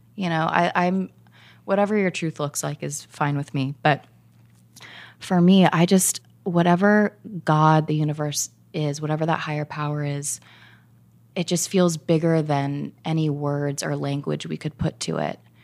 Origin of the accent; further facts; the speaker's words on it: Orange County, California, United States; I grew up in Orange County.